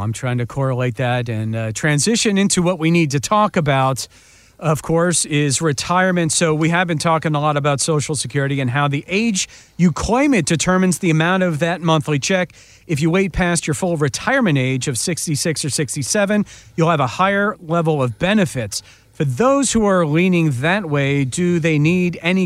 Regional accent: United States

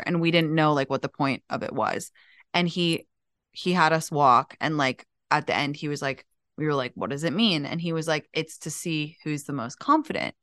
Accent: United States; now in London, United Kingdom; I'm obviously American

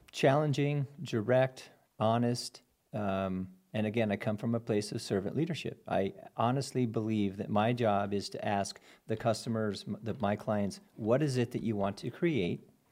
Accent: Albuquerque, New Mexico, United States; moved away; also born or lived in Durango, Colorado / Lake of the Ozarks, Missouri; born and raised in Albuquerque

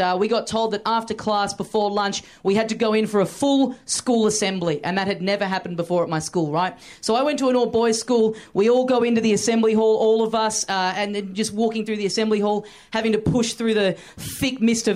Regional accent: Australia; I'm just visiting. I'm from Australia

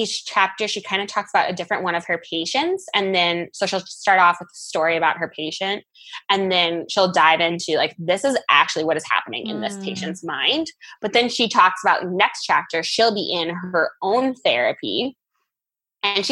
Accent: Iowa, United States; moved away as an adult; growing up in Iowa, going in state for school

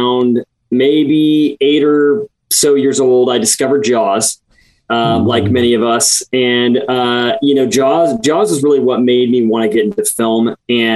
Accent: Midwest, United States; I grew up in the Midwest

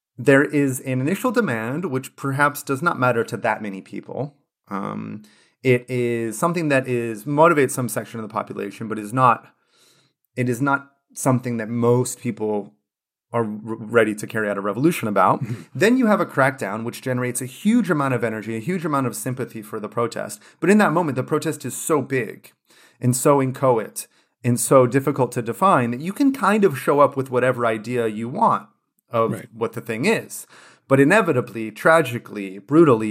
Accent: California, United States; California, my home state

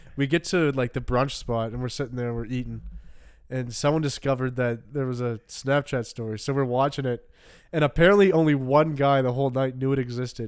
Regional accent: Canada; growing up in Canada

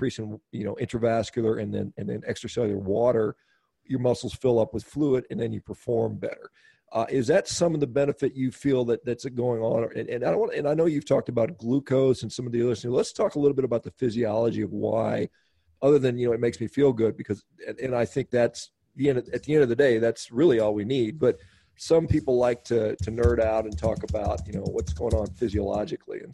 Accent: Texas, United States; I grew up in Texas, and I spent a lot of time in Houston.

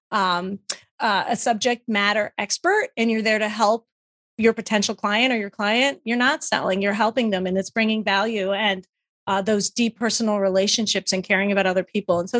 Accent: New Jersey, United States; originally from New Jersey, so

